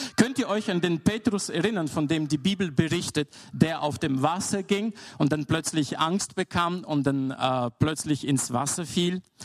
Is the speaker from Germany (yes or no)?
no; Bulgaria; moved away; Ich bin in Bulgarien aufgewachsen